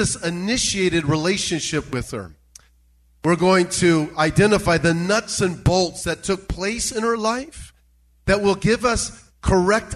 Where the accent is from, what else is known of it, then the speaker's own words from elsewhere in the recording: South Bay, California, United States; I grew up in the South Bay